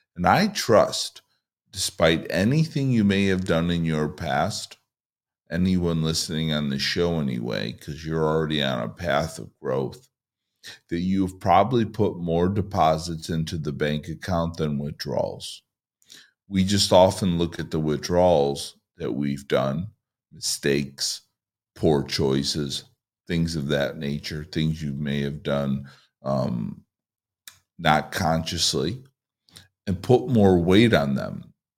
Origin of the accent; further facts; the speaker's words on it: Chicago, Illinois, United States; moved away as an adult; now in Southern California, United States; I moved here from Chicago for a year and a half ago, where I lived in a one-mile radius basically my entire life.